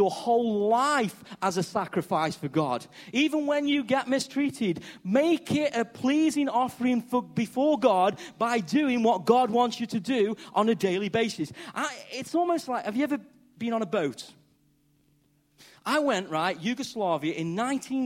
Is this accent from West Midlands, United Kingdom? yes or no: yes; Stoke-on-Trent, West Midlands, United Kingdom; accent: Stokey; I'm a bloke from Stoke, first time abroad, and I'm talking English, and I'm talking Stokey